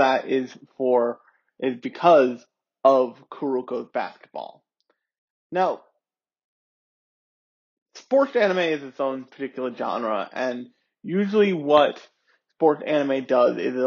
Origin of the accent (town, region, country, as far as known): United States; born or raised there